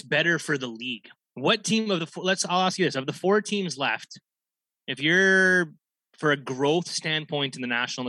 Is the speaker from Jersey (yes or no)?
no; Canada; As a Canadian